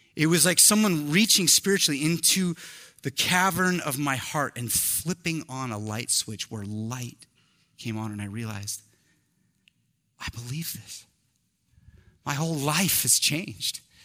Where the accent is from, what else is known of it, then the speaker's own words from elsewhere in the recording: Eugene, Oregon, United States; I'm from Eugene